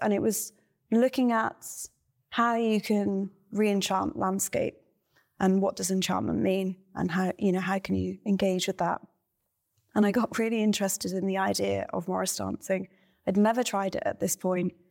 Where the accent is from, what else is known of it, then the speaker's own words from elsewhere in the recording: Cornwall, South West England, United Kingdom; also born or lived in Ireland; I grew up in Ireland and then Cornwall, and generally was in the countryside as a child